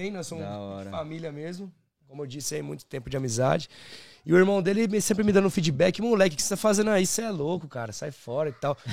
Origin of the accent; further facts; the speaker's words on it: Brazil; now in Canada; Na hora que eu saí do avião, saí, saí lá do Brasil, tava 35, cheguei aqui, tava menos